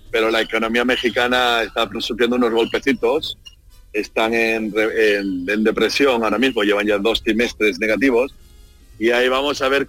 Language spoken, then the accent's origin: Spanish; Seville, Andalusia, Spain; Sí, sí, sí, del mismo Sevilla, como decimos en mi tierra, Sevilla Capital. De Sevilla Capital.